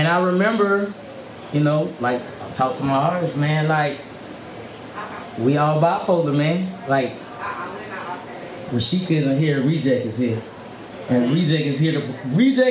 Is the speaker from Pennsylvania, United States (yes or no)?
no; Swansea, South Carolina, United States; Happy Town, Swansea, South Carolina, Gaston, whatever. It's in the middle. Swansea and Gaston, that's why I just say Happy Town. It's a city by itself. But that's where I grew up. I'm from here, South Carolina